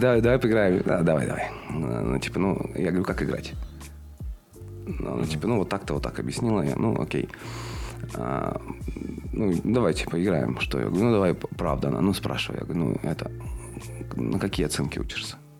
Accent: Chernushka, Perm Krai, Russia; moved away as an adult; also born or lived in Kaliningrad / Poland; now in Perm, Russia; Родился в Чернушке, э, в городе ф, не, не очень приятном.

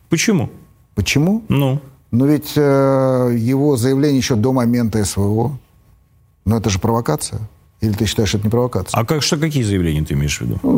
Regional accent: Russia; born there; Для меня есть Россия. Я родился в России.

